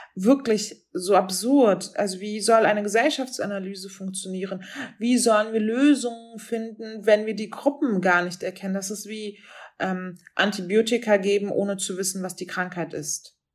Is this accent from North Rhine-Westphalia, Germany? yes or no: no; Berlin, Germany; der Nachbarbezirk von Wedding, wo ich aufgewachsen bin